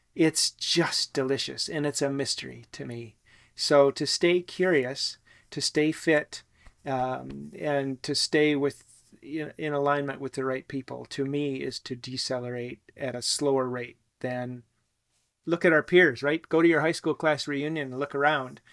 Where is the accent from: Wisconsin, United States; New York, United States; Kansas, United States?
Wisconsin, United States; also born or lived in New Zealand; to come back to my home state of Wisconsin